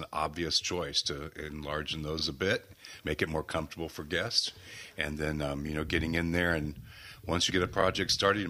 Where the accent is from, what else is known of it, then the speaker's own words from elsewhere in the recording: San Antonio, Texas, United States; also born or lived in Southern California / Los Angeles / San Diego; now in Saugatuck, United States; Originally from San Antonio, but I've spent most of my career in Southern California.